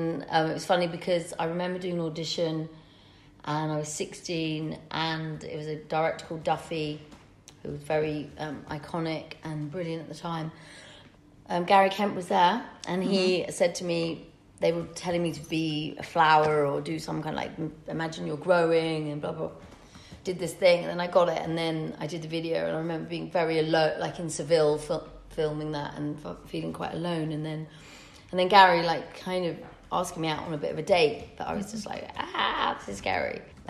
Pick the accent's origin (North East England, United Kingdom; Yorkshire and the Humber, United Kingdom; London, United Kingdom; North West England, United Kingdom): North West England, United Kingdom; Manchester; I'm very common. I'm not, you know, I'm from Manchester. I'm like you guys.